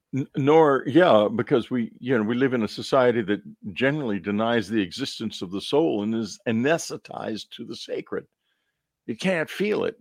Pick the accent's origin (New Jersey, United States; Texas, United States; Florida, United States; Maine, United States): Texas, United States; When I was growing up in Texas, the Baptist Church was fighting always to keep Texas dry